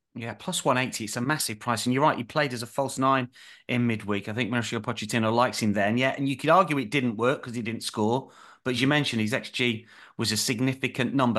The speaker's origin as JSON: {"language": "English", "region": "the North of England", "country": "United Kingdom", "said": "I'm a Northerner"}